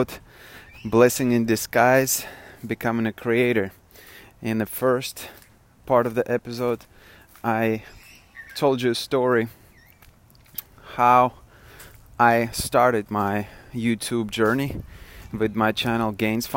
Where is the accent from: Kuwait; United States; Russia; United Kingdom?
Russia; accent: Russian; moved away; I am originally from Russia and I'm a first generation immigrant